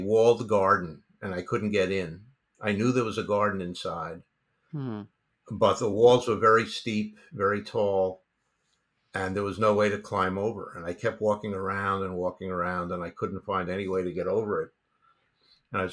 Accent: New York City, New York, United States; I grew up in New York City.

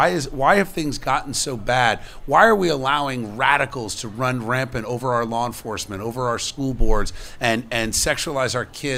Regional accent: Camden, New Jersey, United States; born there; I was born in Camden, Lady of Lourdes Hospital in Camden, New Jersey.

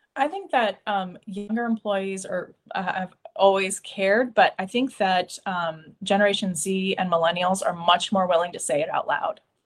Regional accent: Iowa, United States; I'm from Iowa

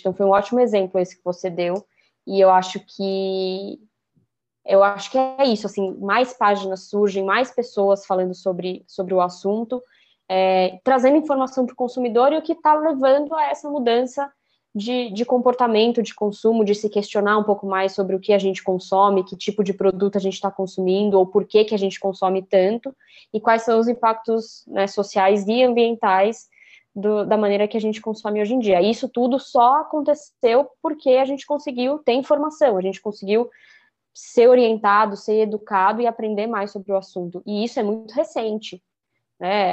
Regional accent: São Paulo, Brazil; eu também sou de São Paulo

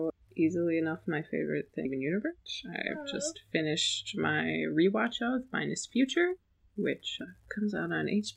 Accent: Michigan, United States; I'm from Michigan. I can't pronounce T's that. Enunciate them that well.

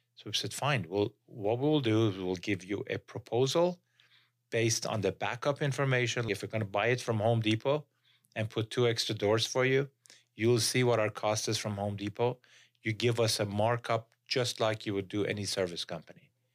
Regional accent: Iran; moved away as an adult; now in Utah, United States; I came from Iran.

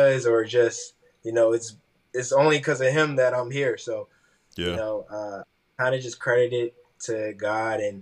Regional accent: Wilmington, Delaware, United States; I'm from Wilmington, Delaware

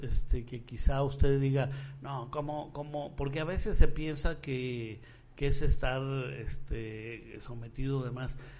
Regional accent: Michoacán, Mexico; nuestro estado

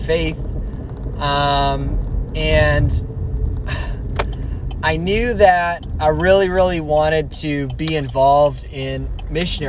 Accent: Alamo, California, United States; also born or lived in Dublin, California; I'm from the Bay Area, from the East Bay, from a town called Alamo. I was born and raised in the East Bay

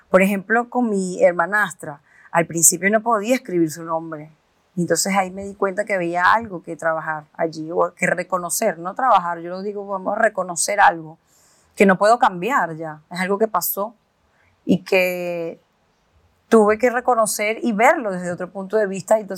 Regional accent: Venezuela; moved away; como venirte de un país a otro, en mi caso que yo vine de Venezuela

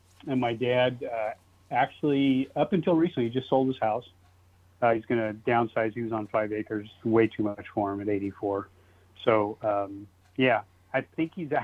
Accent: Fresno, California, United States; I'm a Fresno native, born and raised in Fresno

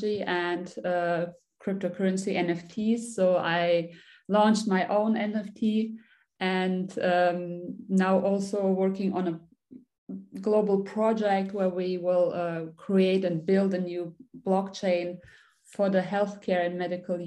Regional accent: Germany; I'm from Germany, born and raised here. Originally, I'm Turkish.

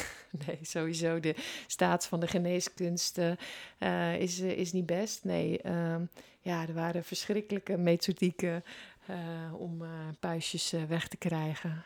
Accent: Netherlands; ons land

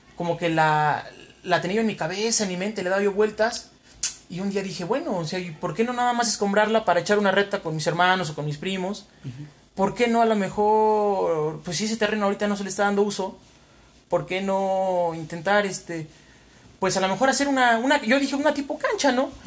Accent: Huamantla, Tlaxcala, Mexico; moved away as an adult; now in Puebla, Mexico; Soy nacido y criado aquí en, en Huamantla, la bella ciudad de Huamantla, donde viví hasta los 20 años

